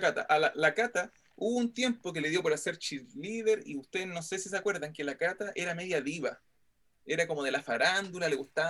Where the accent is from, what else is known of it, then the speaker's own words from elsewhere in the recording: Santiago, Santiago Metropolitan Region, Chile; como buen santiaguino o como mal santiaguino